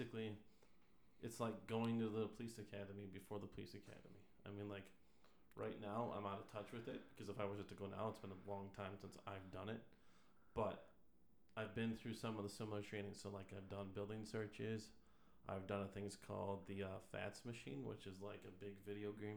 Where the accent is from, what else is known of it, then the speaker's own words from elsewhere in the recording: Madison, Wisconsin, United States; I'm originally from Wisconsin. I was born in Madison